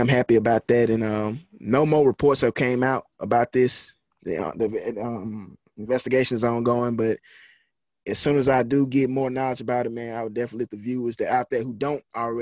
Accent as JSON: {"language": "English", "region": "Mississippi", "country": "United States", "tie": "born or raised there", "said": "this is my hometown"}